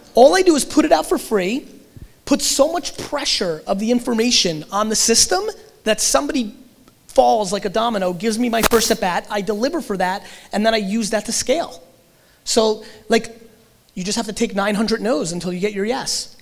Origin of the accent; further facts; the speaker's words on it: Russia; moved away; I was born in Russia